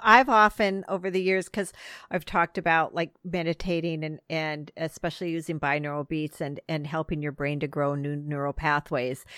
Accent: Midwest, United States; I grew up in the Midwest

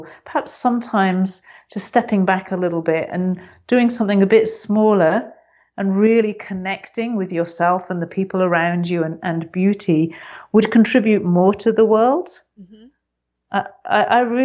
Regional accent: England, United Kingdom; I'm very English, as you probably noticed.

